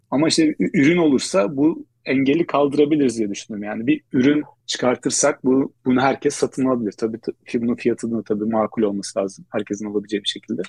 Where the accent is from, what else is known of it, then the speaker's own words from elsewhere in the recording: Istanbul, Turkey; moved away as an adult; also born or lived in Ankara, Turkey; Aslında İstanbulluyum.